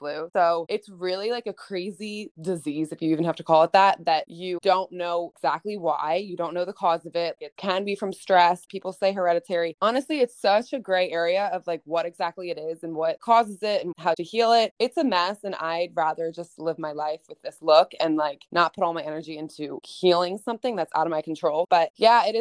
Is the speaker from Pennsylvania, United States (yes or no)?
yes; Philadelphia, Pennsylvania, United States; moved away as an adult; now in Los Angeles, United States; I am from Philly, Pennsylvania, but I live in Los Angeles.